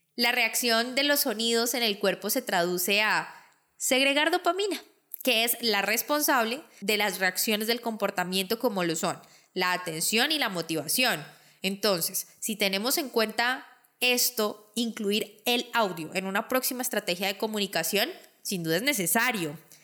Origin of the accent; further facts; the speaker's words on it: Colombia; mi país, Colombia